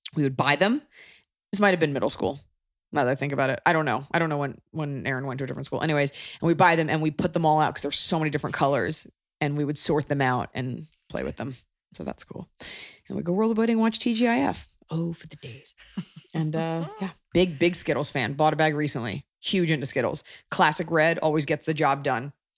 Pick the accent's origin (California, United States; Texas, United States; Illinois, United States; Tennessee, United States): Texas, United States; growing up in Texas